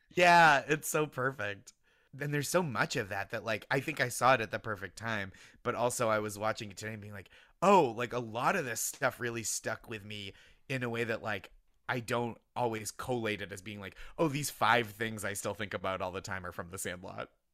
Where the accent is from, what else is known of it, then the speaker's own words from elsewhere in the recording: Boston suburbs, Massachusetts, United States; I grew up in the Boston suburbs